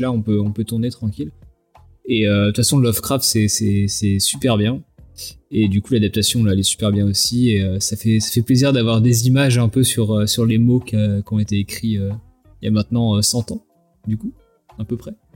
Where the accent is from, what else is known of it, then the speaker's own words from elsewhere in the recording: Vendée, Pays de la Loire, France; je suis de Vendée, euh, donc personne voit jamais où c'est